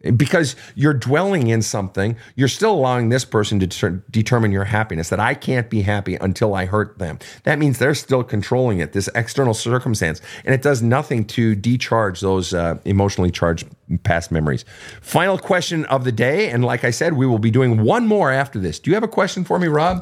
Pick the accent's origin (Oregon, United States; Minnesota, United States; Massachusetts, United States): Minnesota, United States; I'm from Minnesota